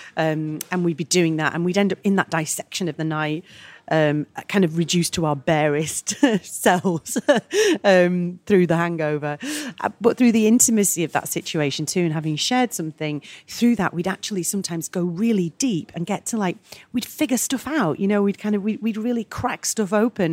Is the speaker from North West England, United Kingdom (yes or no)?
yes; Manchester, North West England, United Kingdom; I'm Mancunian and a proud Mancunian as all Mancunians